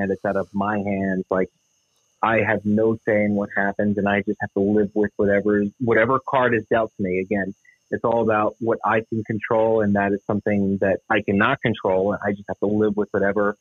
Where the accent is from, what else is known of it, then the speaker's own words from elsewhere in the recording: New Jersey, United States; grew up in South Jersey, about 15 minutes outside of Philadelphia